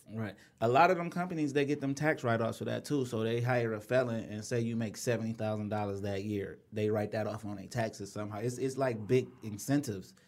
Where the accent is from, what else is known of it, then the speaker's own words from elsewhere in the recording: Inkster, Michigan, United States; I'm from Inkster